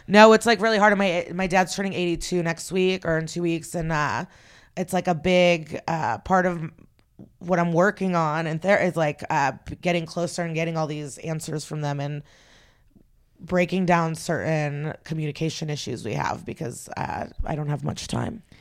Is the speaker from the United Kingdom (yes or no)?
no; Odesa, Odesa Oblast, Ukraine; moved away; I was born in the Soviet Union. I was born in Odessa